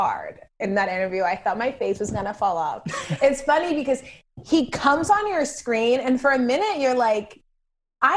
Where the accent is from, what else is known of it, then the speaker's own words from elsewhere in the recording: suburbs of Atlanta, Georgia, United States; I'm from the suburbs of Atlanta